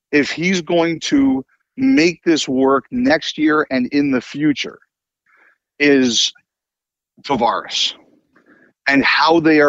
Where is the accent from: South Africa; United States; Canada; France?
Canada; Toronto, Ontario; I grew up in Toronto